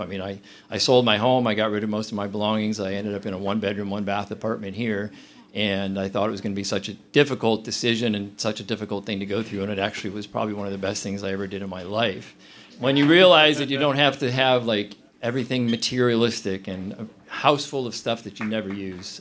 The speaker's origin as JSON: {"language": "English", "town": "Berea", "region": "Ohio", "country": "United States", "tie": "born or raised there", "also_born_or_lived": "Akron, Ohio / Cuyahoga Falls, Ohio / Medina, Ohio", "lives_now": "Cleveland, United States", "said": "I had um, pretty much always been a suburban kid. I grew up in Berea"}